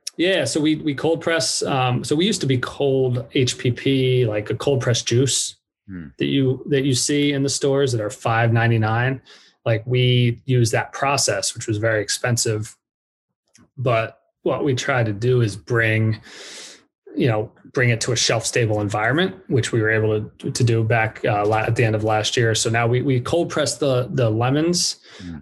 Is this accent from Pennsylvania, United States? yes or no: yes; Blue Bell, Pennsylvania, United States; moved away as an adult; also born or lived in New York / Dallas, Texas / Orange County, California; now in California, United States; stayed in Philly because I, that's where I grew up, second grade on